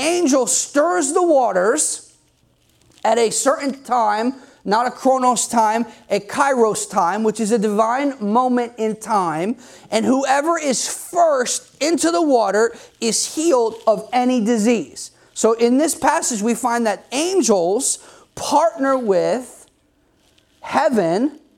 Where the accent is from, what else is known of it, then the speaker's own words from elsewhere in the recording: New Jersey, United States; I'm from New Jersey.